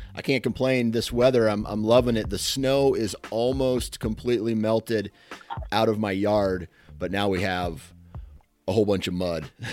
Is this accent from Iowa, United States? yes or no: yes; Iowa, United States; I'm from Iowa. So it's going to be two Iowa boys